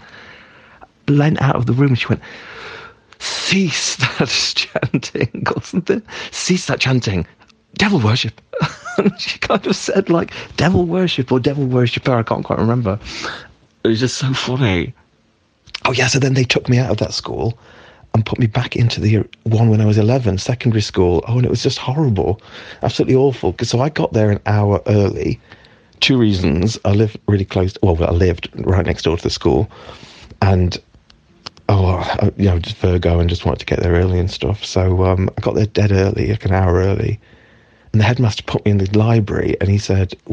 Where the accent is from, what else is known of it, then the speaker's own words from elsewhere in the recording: East Midlands mining village, United Kingdom; also born or lived in Derby; East Midlands, mining village, little school, right? About, I don't know, seven or eight or something